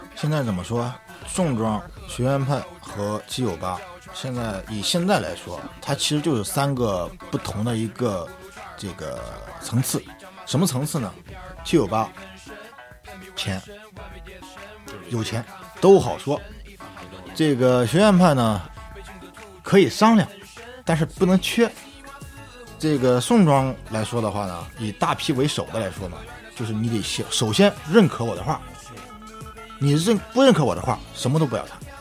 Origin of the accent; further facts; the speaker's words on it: Qingdao, Shandong, China; 我是青岛的